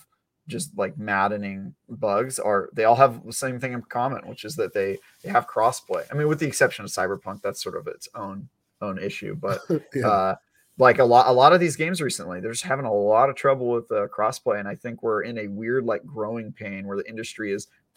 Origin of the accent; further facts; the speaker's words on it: East Bay, California, United States; I was born in the East Bay